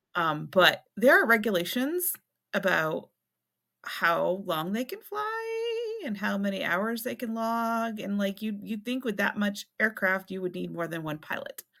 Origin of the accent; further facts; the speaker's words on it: South Berwick, Maine, United States; that's how it was for us growing up in South Berwick